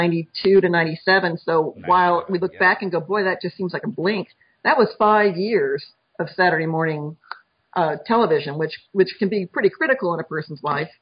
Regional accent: Texas, United States; I grew up in Texas

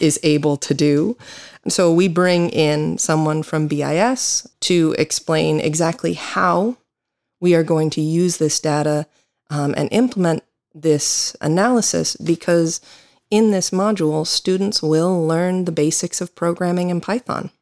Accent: United States; now in Galway, Ireland; I'm an American attorney

